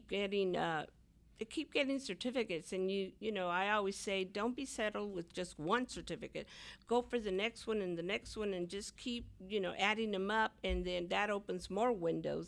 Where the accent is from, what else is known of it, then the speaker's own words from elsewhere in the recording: Houston, Texas, United States; I'm from the East Side. I went to Milby High School, graduated from Milby